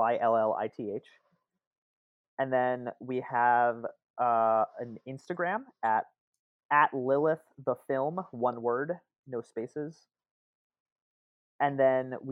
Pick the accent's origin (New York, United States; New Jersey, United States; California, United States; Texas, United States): New Jersey, United States; also born or lived in Brooklyn; I'm from Central Jersey, and then I have a bit of Brooklyn in me that comes out at times